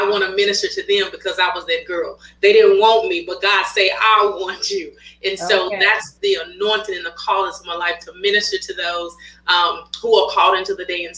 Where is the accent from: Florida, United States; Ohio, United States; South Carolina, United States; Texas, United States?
Texas, United States; Waco; moved away as an adult; now in Houston, United States; I'm originally from Waco, Texas, but I reside here in Houston, Texas. I've been here for the last 10 years